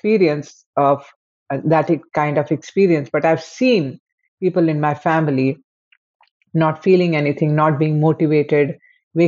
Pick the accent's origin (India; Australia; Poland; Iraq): India; I am from India.